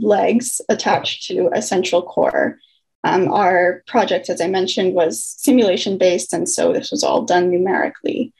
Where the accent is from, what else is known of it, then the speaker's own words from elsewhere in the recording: Victoria, British Columbia, Canada; moved away as an adult; now in Burnaby, Canada; I'm from Victoria, from the island.